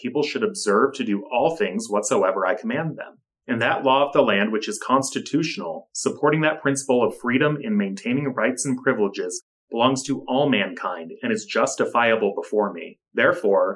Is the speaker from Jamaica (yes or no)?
no; United States; as an American Latter-day Saint living today